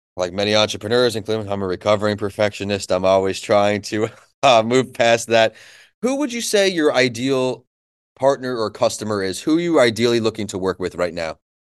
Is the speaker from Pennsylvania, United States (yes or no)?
no; New York, United States; moved away as an adult; now in Florida, United States; where I grew up in New York